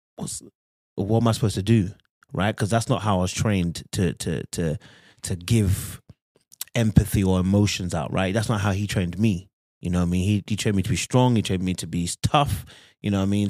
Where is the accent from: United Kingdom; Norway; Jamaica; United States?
United Kingdom; London; now in Birmingham, United Kingdom; I grew up in London, but I'm in, currently in Birmingham